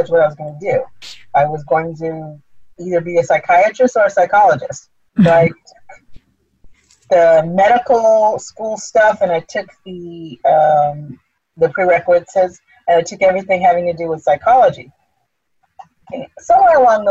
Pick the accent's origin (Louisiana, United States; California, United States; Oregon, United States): California, United States; moved away as an adult; also born or lived in Philadelphia; I was born and raised in California